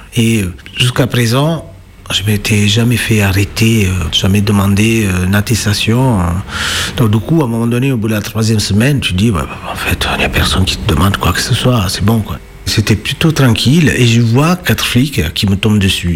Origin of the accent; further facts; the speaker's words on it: Naples, Campania, Italy; French is a second language; moved away as an adult; now in Lyon, France; je suis italien napolitain même.